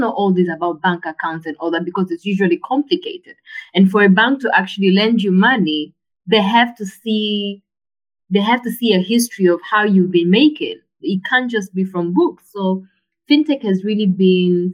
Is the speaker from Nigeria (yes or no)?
no; Tanzania; growing up in Tanzania, your parent would send you with money and your card to go buy electricity